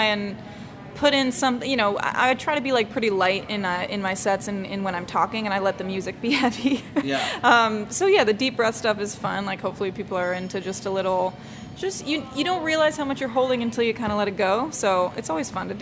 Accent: Baltimore, Maryland, United States; moved away; I was born and raised in Baltimore

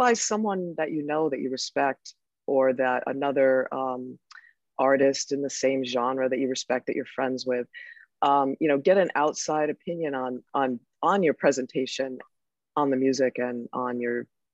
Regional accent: Connecticut, United States; I'm from Connecticut

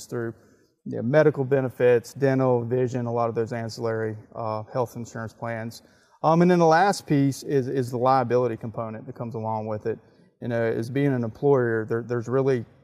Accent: Wake Forest, North Carolina, United States; also born or lived in Charlotte, North Carolina; I grew up in Wake Forest.

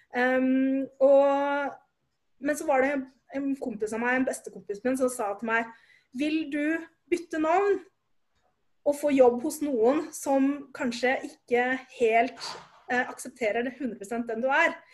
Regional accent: Oslo, Norway; Jeg er født og oppvokst i Oslo

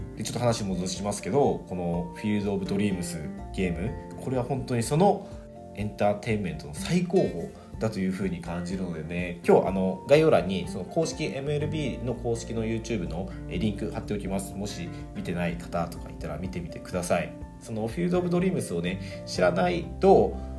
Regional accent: Fukuoka, Japan; moved away; 僕はね、あの、地元が福岡なので、福岡にいる時に

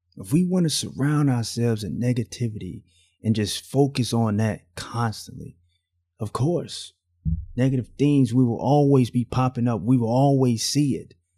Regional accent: Alabama, United States; I grew up in the South. I was raised in Alabama.

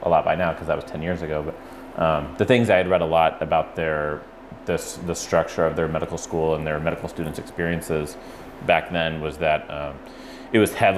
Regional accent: Indiana, United States; moved away; I grew up in Indiana and didn't move around a lot

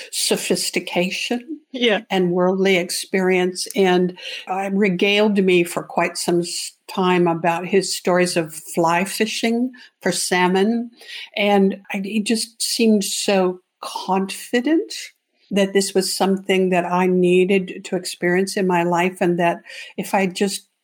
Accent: Canada; now in Arizona, United States; I'm a Canadian entrepreneur transplanted into the US

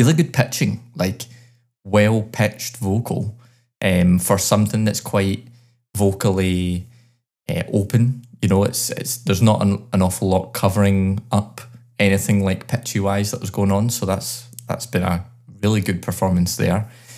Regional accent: Glasgow, Scotland, United Kingdom; born or raised there

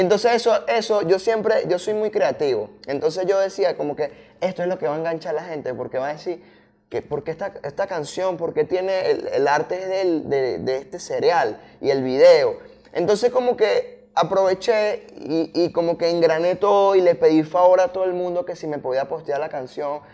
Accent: Puerto Ordaz, Bolívar, Venezuela; moved away as an adult; now in Caracas, Venezuela; yo soy de Puerto Ordaz, ah, ya hace como cuatro años vivo aquí en Caracas, pero yo soy de Puerto Ordaz

